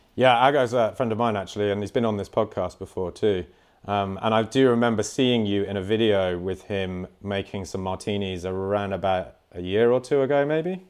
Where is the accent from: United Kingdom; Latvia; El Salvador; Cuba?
United Kingdom; Cornwall, South West England; I am a Cornish boy.